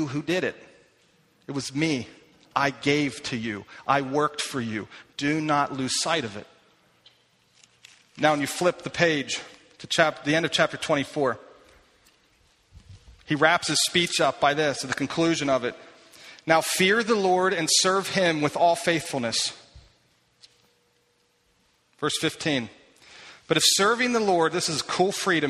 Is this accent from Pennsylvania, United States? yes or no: yes; Lititz, Pennsylvania, United States; I grew up in Lititz